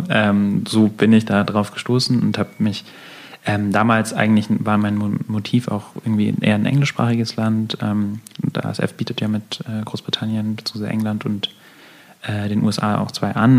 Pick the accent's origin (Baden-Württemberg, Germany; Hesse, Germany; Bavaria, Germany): Bavaria, Germany; Munich; als äh, Münchner